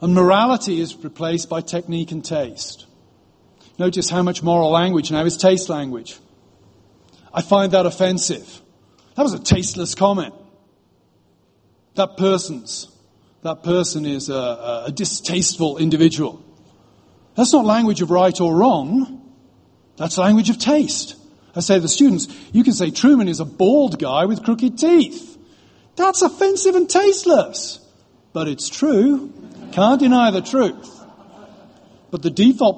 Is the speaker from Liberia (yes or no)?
no; United Kingdom; now in United States; I'm British